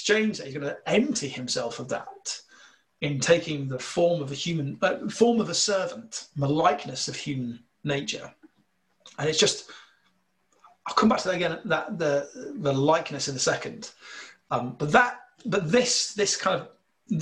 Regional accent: United Kingdom; accent: slight northern; my slight northern accent

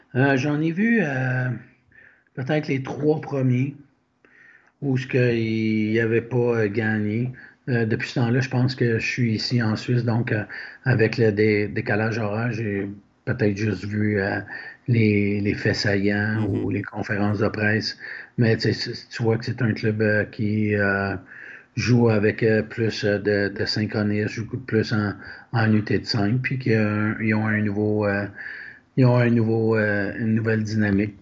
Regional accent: Quebec, Canada; nous, en tant que Québécois

